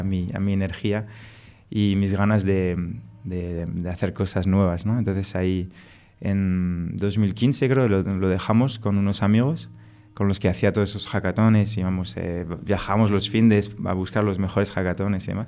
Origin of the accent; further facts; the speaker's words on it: France; Spanish is a second language; moved away as an adult; now in Spain; Yo soy franco-español, eh, me crié en Francia, por eso me, pegué este acento.